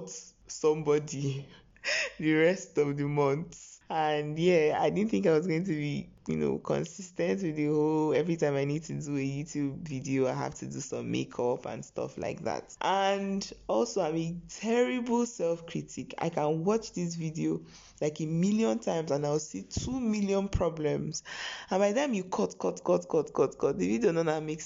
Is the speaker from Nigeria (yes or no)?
yes; Okija, Anambra, Nigeria; I'm from Anambra State, Okija to be precise, Okija Kwenu.